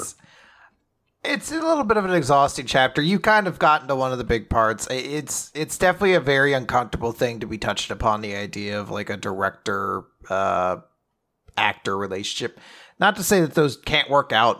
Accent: United States; as an American

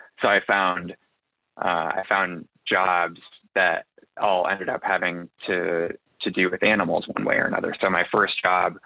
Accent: just outside Chicago, Illinois, United States; also born or lived in Des Moines, Iowa / New York; I grew up in the Midwest, just outside Chicago, and then moved to Iowa for undergrad

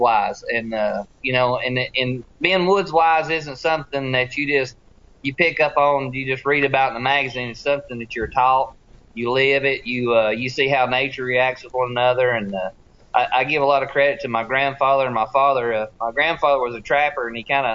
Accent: Tennessee, United States; growing up on the Tennessee River

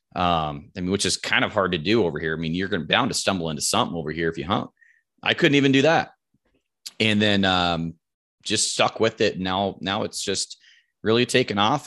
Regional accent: Roseburg, Oregon, United States; I'm from Roseburg, Oregon. Um, grown o, grown up here my whole life, lived here my whole life

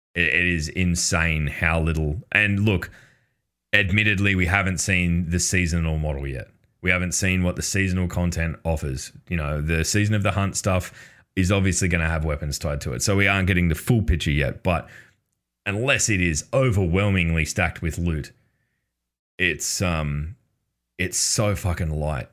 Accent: Australia; as an Australian

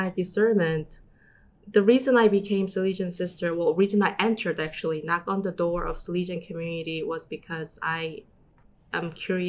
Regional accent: Vancouver, British Columbia, Canada; also born or lived in South Korea; I'm originally from Korea, South Korea. My family immigrated to Vancouver, Canada about 23 years ago. So I grew up in Canada, Vancouver.

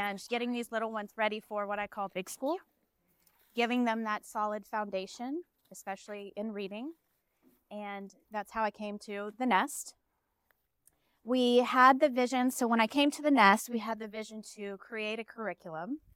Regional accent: Dallas, Texas, United States; We're from Dallas

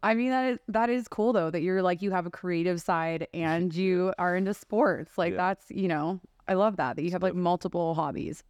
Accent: Texas, United States; moved away as an adult; now in Las Vegas, United States; growing up in Texas too, lends itself to that. Like I've been here for 12 years

